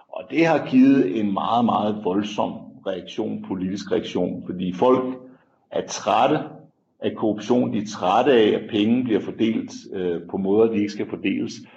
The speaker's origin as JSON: {"language": "Danish", "country": "Denmark", "moved": "as an adult", "lives_now": "South Africa", "said": "hjemme i Danmark"}